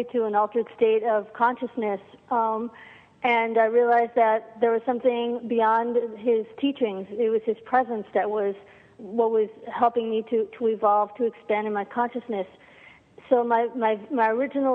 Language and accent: English; New York, United States; also born or lived in Argentina; I grew up in New York